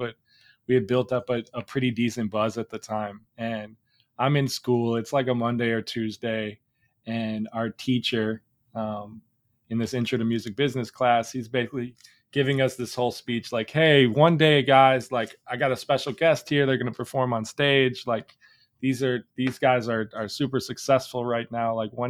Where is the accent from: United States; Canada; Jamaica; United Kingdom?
United States; Chicago, Illinois; I'm from Chicago.